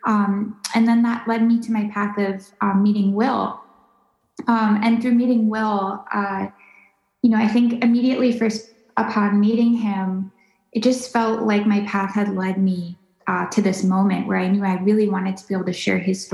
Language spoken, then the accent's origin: English; Minnesota, United States; growing up in Minnesota